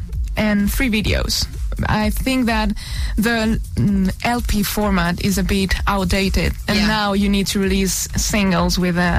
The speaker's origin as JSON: {"language": "English", "town": "Madrid", "region": "Community of Madrid", "country": "Spain", "tie": "born or raised there", "also_born_or_lived": "Tenerife, Spain / Toulouse, France / Paris, France", "moved": "yes", "lives_now": "London, United Kingdom", "said": "I was born in Tenerife. in Spain. Great. And my mom was born in Paris. And I've lived most of my life in Madrid."}